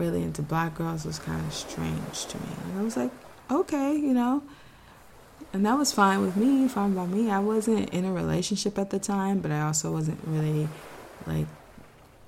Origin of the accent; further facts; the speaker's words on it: Texas, United States; I'm from Texas.